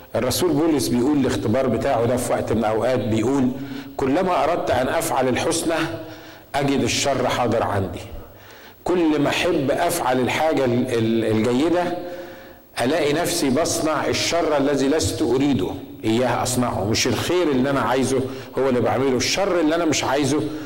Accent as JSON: {"language": "Arabic", "country": "Egypt", "said": "عندنا في مصر"}